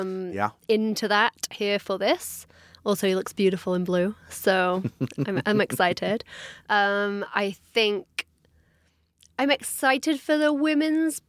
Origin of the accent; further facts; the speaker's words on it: England, United Kingdom; I'm from England